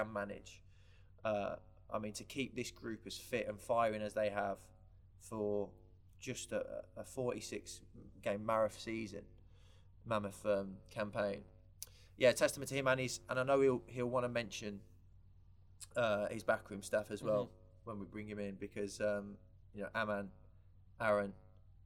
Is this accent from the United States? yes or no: no; England, United Kingdom; as proud Englishman as I am